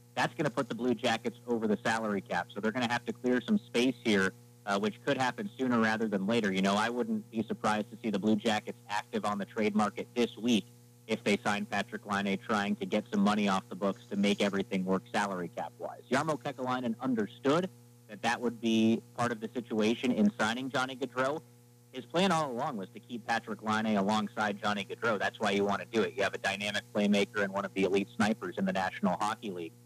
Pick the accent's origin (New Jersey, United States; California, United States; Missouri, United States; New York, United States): California, United States; Manhattan Beach; now in Columbus, United States; I'm originally from Southern California, a place called Manhattan Beach, which is a really terrific place to grow up right on the ocean